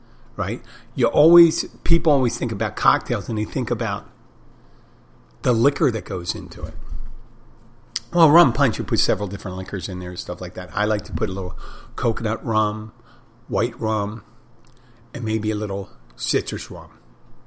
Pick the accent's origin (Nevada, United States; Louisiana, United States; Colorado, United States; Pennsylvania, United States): Pennsylvania, United States; Philadelphia; as a kid growing up in Philadelphia